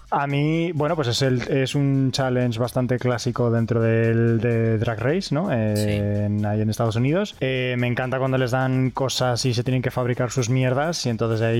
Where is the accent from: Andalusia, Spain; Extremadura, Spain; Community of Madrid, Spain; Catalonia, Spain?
Andalusia, Spain; San Fernando; yo soy de San Fernando, me he acordado de ti y te he visto representada en ella todo